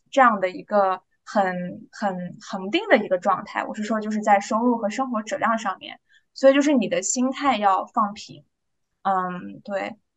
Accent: Urumqi, Xinjiang, China; moved away as an adult; now in United States; 咱们在，呃，新疆出生长大的，呃，孩子

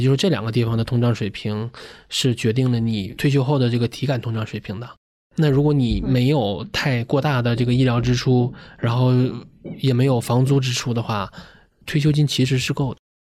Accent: Shenyang, Liaoning, China; moved away as an adult; now in Beijing, China; 我老家沈阳的

